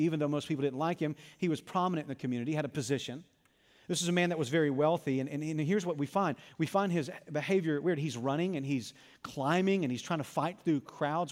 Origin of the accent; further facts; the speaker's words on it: Arkansas, United States; I was a lifeguard at a country club in my hometown